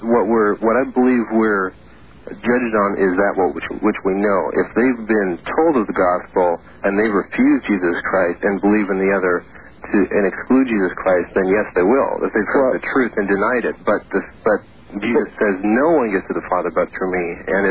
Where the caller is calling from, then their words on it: Seattle, Washington, United States; from Seattle.